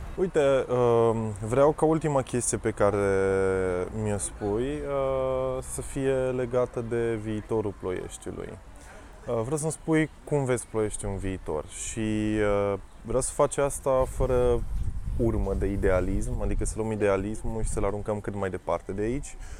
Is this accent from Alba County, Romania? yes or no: yes; Alba Iulia, Alba County, Romania; eu vin din Alba Iulia, acolo cred că sunt în jur de 70 de mii